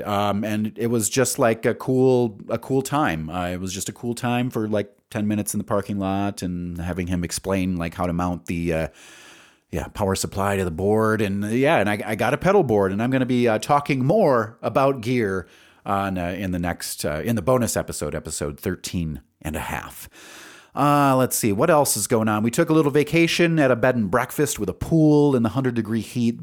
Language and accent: English; Wisconsin Rapids, Wisconsin, United States; also born or lived in Stevens Point, Wisconsin; now in Albuquerque, United States; I was born in Wisconsin Rapids, which is near Stevens Point